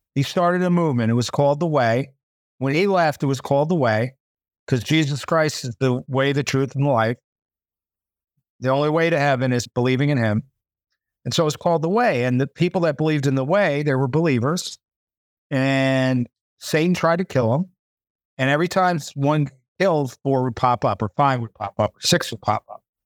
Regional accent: United States; moved away; I'm an American

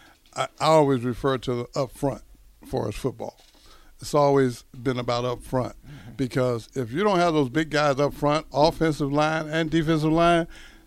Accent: Texas, United States; like I'm from Texas.

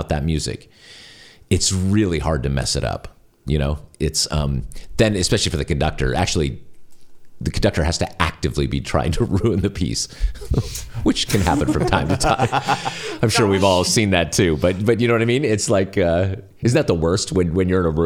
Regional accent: California, United States; I'm from California

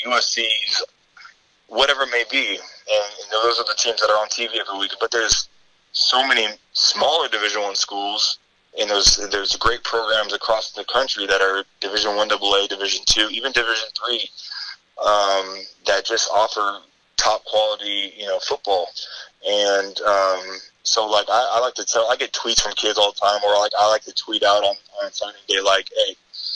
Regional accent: Bay Area, California, United States; I'm from California. I'm from the Bay Area

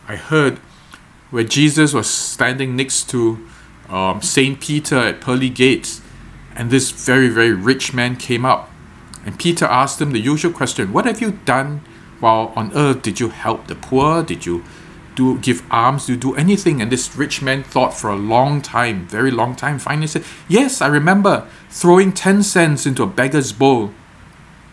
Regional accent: Singapore; I was not born in Singapore in the security of this home in a middle-class family

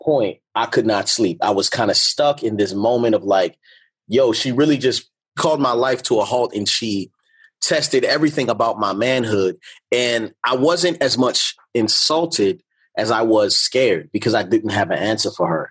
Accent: Baltimore, Maryland, United States; moved away; also born or lived in California; growing up in Baltimore

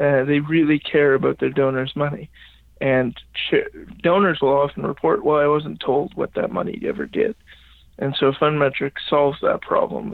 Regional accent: Regina, Saskatchewan, Canada; moved away as an adult; also born or lived in Halifax, Nova Scotia; I grew up in Regina, Saskatchewan. Okay. I was born and raised there

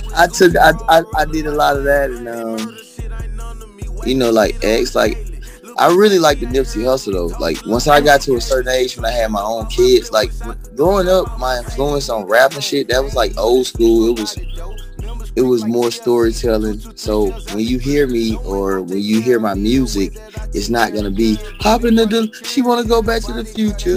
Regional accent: Birmingham, Alabama, United States; I came from East Lake, Birmingham, Alabama

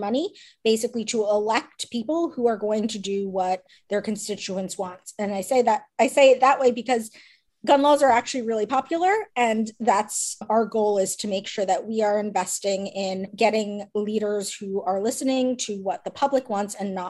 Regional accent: New Jersey, United States; I'm from New Jersey

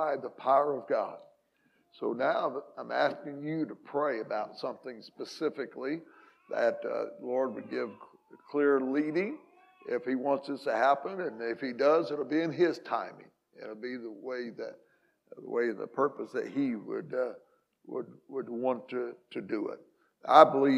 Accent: Hamilton County, Southern Illinois, United States; moved away; this is where I was born and raised

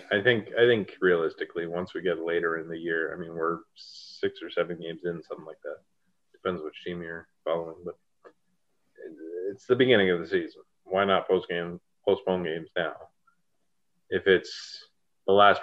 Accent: Ontario, Canada; we're all from Ontario and we're all Leafs fans

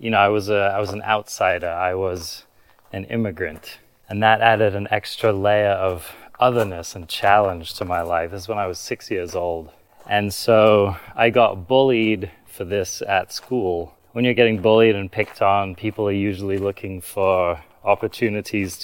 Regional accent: London, United Kingdom; I grew up in London, not a very nice neighborhood in London.

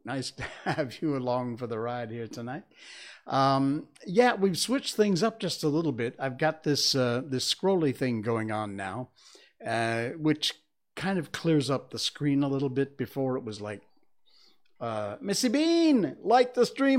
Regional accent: West Cornwall, Connecticut, United States; When I was a kid growing up in West Cornwall, Connecticut

